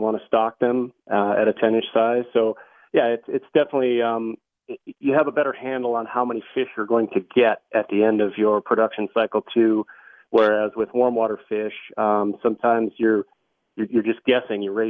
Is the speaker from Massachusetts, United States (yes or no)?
no; Wisconsin, United States; now in Colorado, United States; I'm actually from Wisconsin